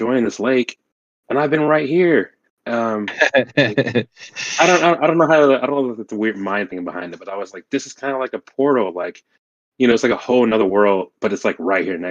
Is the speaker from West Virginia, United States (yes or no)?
no; Oklahoma, United States; my home state of Oklahoma